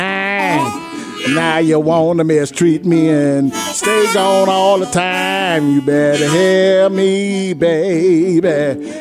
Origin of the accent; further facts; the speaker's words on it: Minnesota, United States; Well, I know for one thing, see, where I came from Minnesota, we did have the recycling programs and stuff.